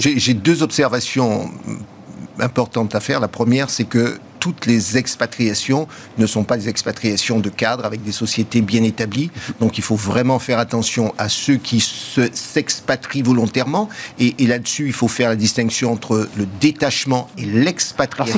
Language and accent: French; France; nous avons en tant que Français